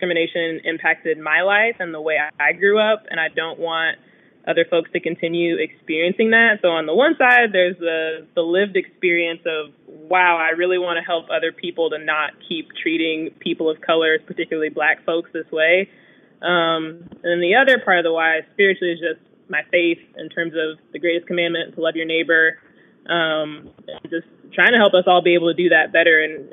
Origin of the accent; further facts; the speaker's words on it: Fayetteville, Arkansas, United States; also born or lived in Lake Providence, Louisiana / Portland, Oregon; now in Austin, United States; grew up in Fayetteville, Arkansas, and then moved to Portland, then came to Austin